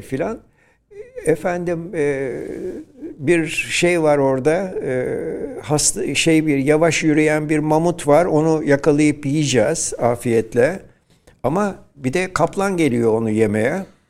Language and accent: Turkish; İzmir, Turkey; Şerafettin Bey Caddesi'nde doğdum ben.